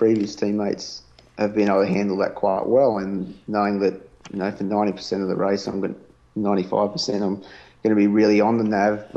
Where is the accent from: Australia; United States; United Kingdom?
Australia; accent: Australian; my Australian accent